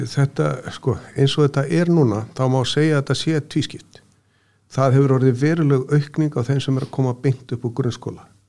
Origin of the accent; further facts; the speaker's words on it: Austurland, Eastern Region, Iceland; moved away; ég er nú ættaður af Östuránum, fættist þar og ólst upp